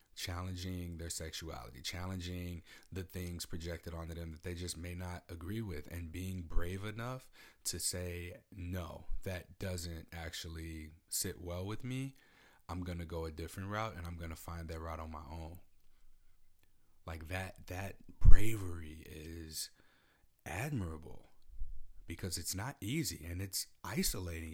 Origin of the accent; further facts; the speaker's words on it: Midwest, United States; now in Pacific Northwest, United States; I'm from the Midwest. I live in the Pacific Northwest.